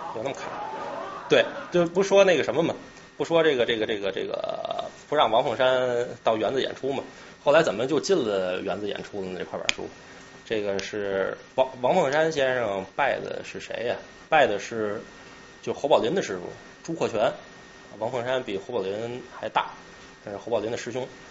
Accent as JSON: {"language": "Chinese", "region": "Tianjin", "country": "China", "moved": "yes", "lives_now": "New York, United States", "said": "我是天津人"}